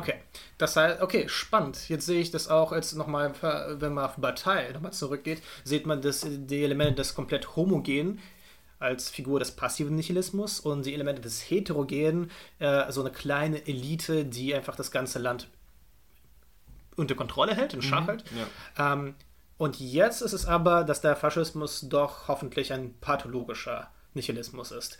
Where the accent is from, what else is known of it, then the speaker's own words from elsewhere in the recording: Potsdam, Brandenburg, Germany; meine Heimatstadt